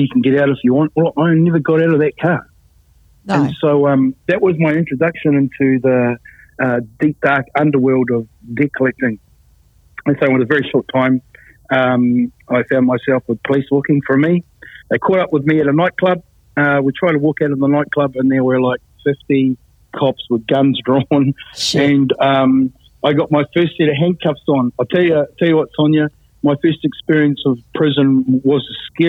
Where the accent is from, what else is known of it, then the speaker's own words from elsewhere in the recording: New Zealand; moved away as an adult; also born or lived in Sydney, Australia; I don't really want to stay in my hometown